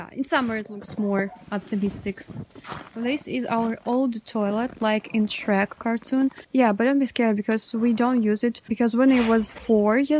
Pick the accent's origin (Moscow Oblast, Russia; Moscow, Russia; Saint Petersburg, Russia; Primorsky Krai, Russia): Primorsky Krai, Russia; Spassk-Dalny; I live in the far east of Russia, and now I'm in my hometown Spassk